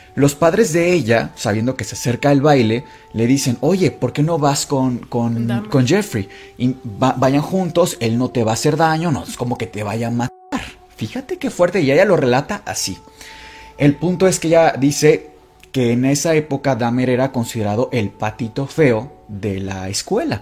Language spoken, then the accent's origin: Spanish; Mexico; a nosotros como latinos, como mexicanos